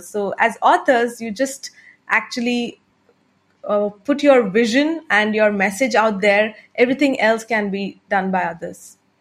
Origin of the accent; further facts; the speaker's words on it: India; first language Tamil; English is a second language; I'm an entrepreneur from India